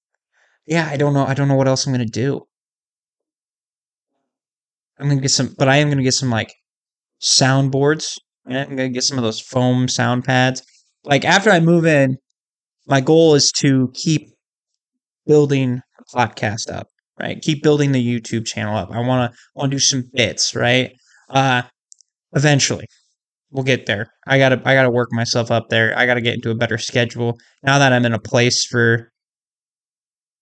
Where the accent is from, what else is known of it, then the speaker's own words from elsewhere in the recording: Iowa, United States; my home state of Iowa